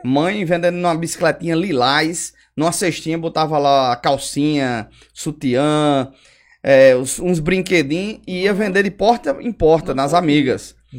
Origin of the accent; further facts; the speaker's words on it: São Bento, Paraíba, Brazil; also born or lived in Patos, Paraíba / Caicó, Rio Grande do Norte / Cajazeiras, Paraíba; eu vim morar em São Bento quando eu tinha oito anos. Eu não sou cidadão são bentense, nasci em Patos